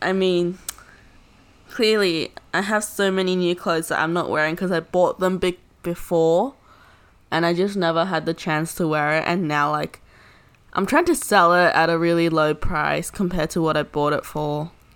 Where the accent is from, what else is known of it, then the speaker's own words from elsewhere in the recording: Australia; we're Australian citizens